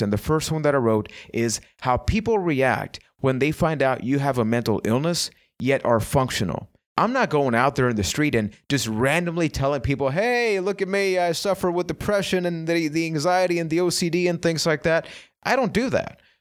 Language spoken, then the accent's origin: English; Puerto Rico; I am from Puerto Rico